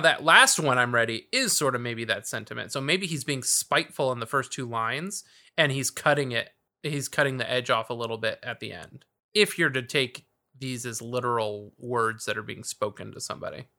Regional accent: South Bay, California, United States; I grew up in the South Bay, so this is, like, finally I'm, like, in the area that I know. It's, like, Torrance, Redondo, Hermosa, Manhattan Beach

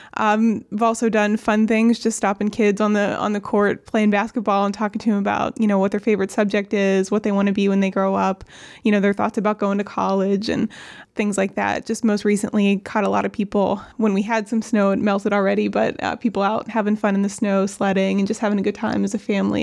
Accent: New Castle, Pennsylvania, United States; moved away as an adult; also born or lived in Pittsburgh, Pennsylvania; now in Ambridge, United States; I grew up in Newcastle in Lawrence County

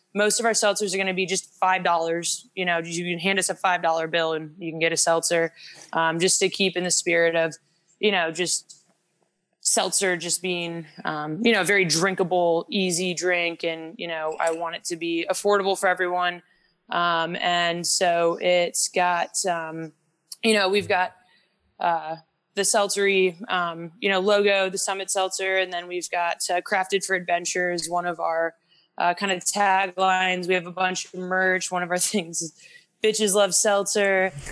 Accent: Midwest, United States; moved away as an adult; also born or lived in Boulder, Colorado; now in Charlotte, United States; I came from the Midwest actually, um, with a little town with about 30 family members.

